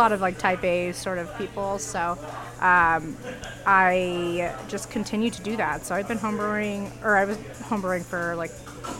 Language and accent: English; Colorado, United States; also born or lived in New York City, United States; now in Cleveland, United States; I'm from Colorado originally.